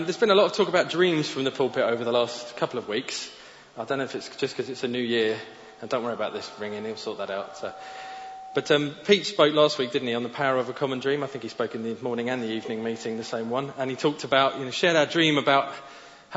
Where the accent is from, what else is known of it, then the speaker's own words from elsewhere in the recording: Faroe Islands; I'm from the Faroe Islands